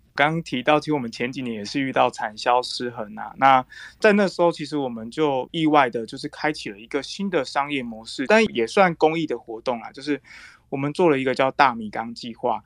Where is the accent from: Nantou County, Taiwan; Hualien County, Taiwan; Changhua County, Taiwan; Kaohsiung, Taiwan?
Hualien County, Taiwan; Fuli; also born or lived in Taipei; 她是我的老家